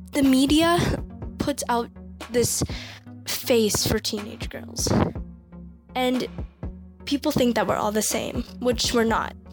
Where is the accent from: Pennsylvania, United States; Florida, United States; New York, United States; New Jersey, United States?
Florida, United States; Boynton Beach; I'm 17 years old and I'm from Boynton Beach, Florida.